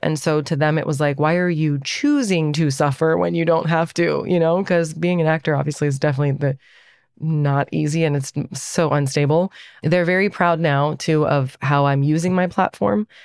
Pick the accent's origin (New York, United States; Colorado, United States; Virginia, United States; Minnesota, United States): Virginia, United States; Northern; We feel very Iranian, and we also feel very American because we were born and raised here.